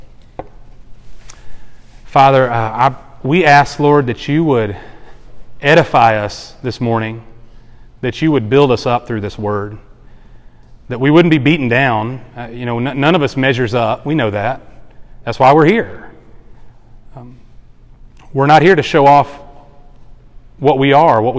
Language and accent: English; the Bible Belt, the South, United States; I grew up in the South in the Bible Belt, just like most of us did